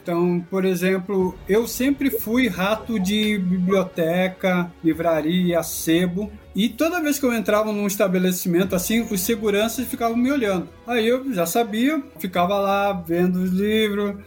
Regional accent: Rio Grande do Sul, Brazil; moved away as an adult; also born or lived in Caxias do Sul; now in São Paulo, Brazil; eu, sou gaúcho

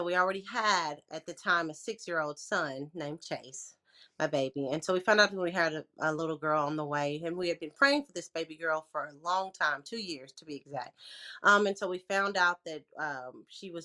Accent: Lexington, Tennessee, United States; now in Memphis, United States; I was born and raised in Lexington, Tennessee, small town country girl

